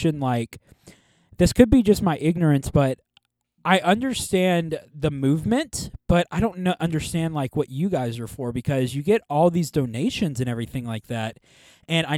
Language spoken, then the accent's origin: English; United States; us as Americans